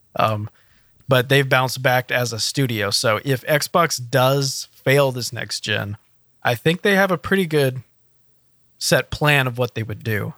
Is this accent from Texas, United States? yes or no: yes; Houston, Texas, United States; I'm from Houston